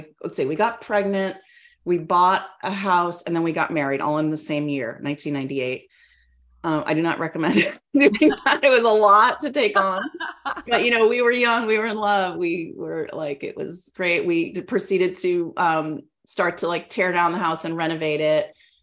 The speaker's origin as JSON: {"language": "English", "town": "Albion", "region": "California", "country": "United States", "tie": "born or raised there", "also_born_or_lived": "East Coast", "said": "I grew up in Northern California and I kind of called the Bay Area home, really. I grew up in a tiny town called Albion, which is in Mendocino County, like about 300 miles north of San Francisco, right?"}